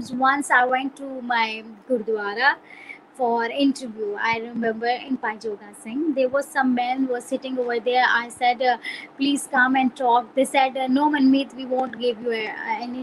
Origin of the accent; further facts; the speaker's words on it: Pakistan; now in Peshawar, Pakistan; I came from another country like that. And, they used to ask me, "Are you Indian?" So I said, "No, I'm Pakistani